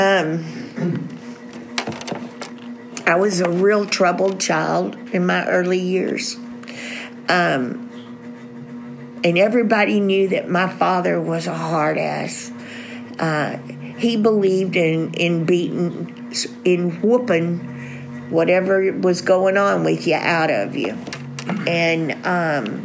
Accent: Southeast Texas, United States; we're from Southeast Texas

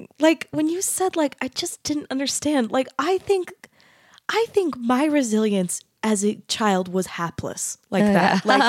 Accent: Mesa, Arizona, United States; I grew up in Mesa, Arizona, which is not as Utah as Bountiful, but it's still kind of Utah.

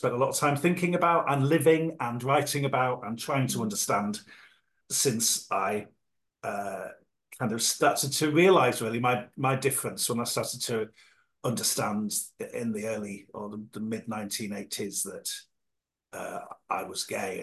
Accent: Yorkshire and the Humber, United Kingdom; moved away as an adult; also born or lived in London; now in South Coast, United Kingdom; I grew up in Yorkshire in a small northern seaside town in the 1980s

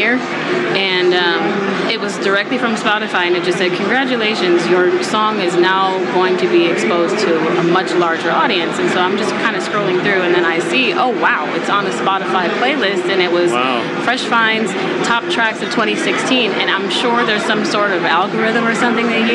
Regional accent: Sacramento, California, United States; also born or lived in Detroit, Michigan; now in Los Angeles, United States; I was born in Detroit, Michigan, and I moved to Sacramento with my family when I was in grade school. And I stayed there until I went off to college

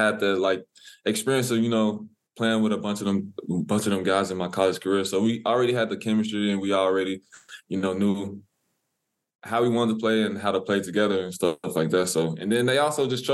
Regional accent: Humboldt, Tennessee, United States; I'm from Humboldt

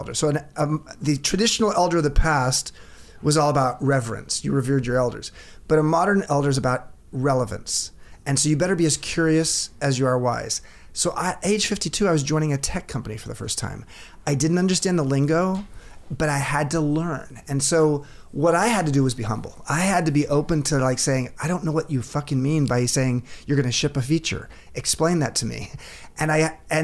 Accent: Long Beach, California, United States; moved away as an adult; now in San Francisco, United States; I grew up in LA, grew up in Long Beach.

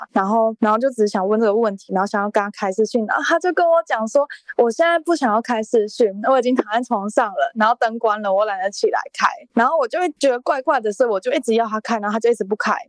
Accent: Taichung, Taiwan; 也是在台中啊，我是台中人

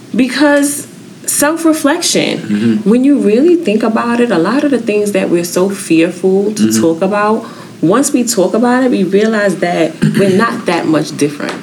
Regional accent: New York City, New York, United States; I'm from New York, the mm-hmm, Bronx

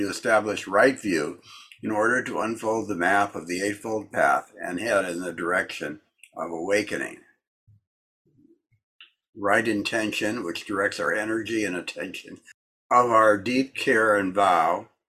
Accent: Wisconsin, United States; I come from the kitchen. I come from Wisconsin. I come from parents locked in struggle. I come from the country. I come from Austin.

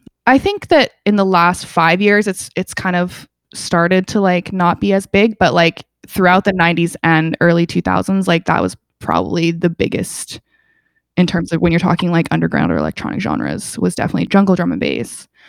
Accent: England, United Kingdom; born there; So I was born in England. I have lots of family in England.

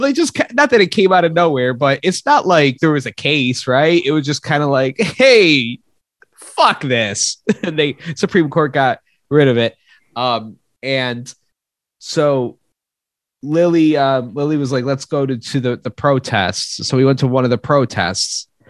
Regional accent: Spain; And I was like, I don't know. No, I'm from Spain.

